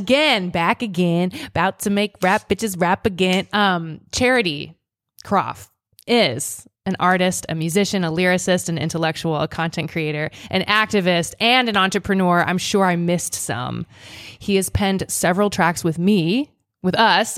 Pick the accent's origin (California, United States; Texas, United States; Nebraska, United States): Nebraska, United States; Seward; moved away; also born or lived in Boston; I came from Nebraska.